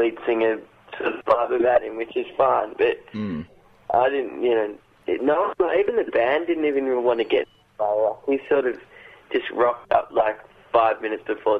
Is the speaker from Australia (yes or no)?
yes; Australia; now in England; I was born in Australia